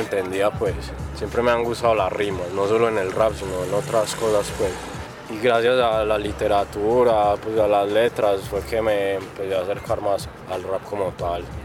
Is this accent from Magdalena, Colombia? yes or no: no; El Retiro, Antioquia, Colombia; born or raised there; also born or lived in Medellín / La Ceja / Llano Grande